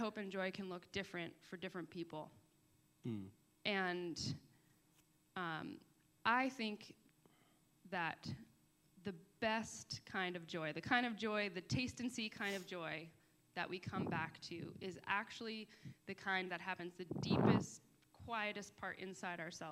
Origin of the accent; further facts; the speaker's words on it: Boston, Massachusetts, United States; I grew up in Boston